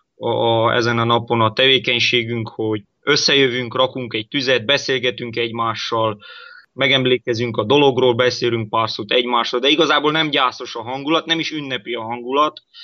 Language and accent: Hungarian; Croatia; mi horvátországi magyarok vagyunk